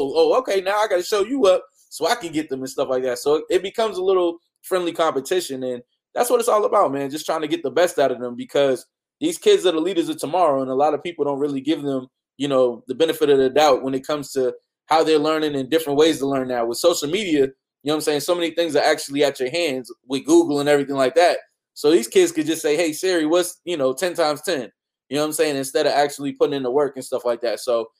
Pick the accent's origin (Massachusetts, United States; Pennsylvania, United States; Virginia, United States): Massachusetts, United States; Boston; I'm from Boston